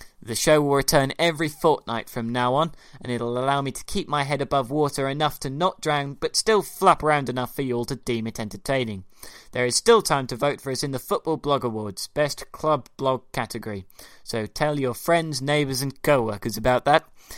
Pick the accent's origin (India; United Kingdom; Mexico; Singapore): United Kingdom; High Wycombe, South East England; Wickham, my hometown.